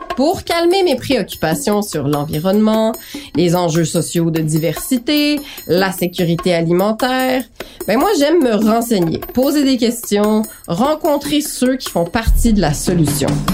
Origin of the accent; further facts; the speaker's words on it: Montreal, Quebec, Canada; also born or lived in Paris, France; j'ai grandi à Montréal, j'ai aussi grandi un peu à Paris, mais surtout à Montréal